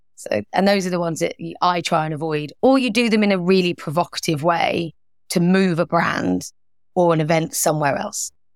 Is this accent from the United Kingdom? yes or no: yes; London, United Kingdom; moved away as an adult; grew up in London, was very used to kind of being around lots of multicultural